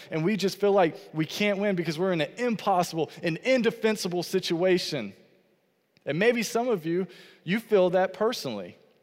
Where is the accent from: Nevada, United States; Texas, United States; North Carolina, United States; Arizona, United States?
North Carolina, United States; Fayetteville; I grew up in Fayetteville, North Carolina